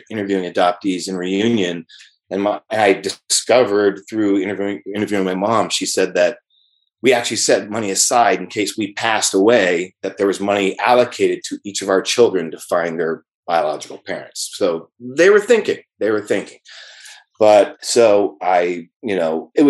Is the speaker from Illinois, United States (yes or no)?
no; Moraga, California, United States; also born or lived in San Francisco; about 6 weeks of age, I was home with my parents in Moraga, California, East Bay. And from there, I, you know, had a wonderful, loving family.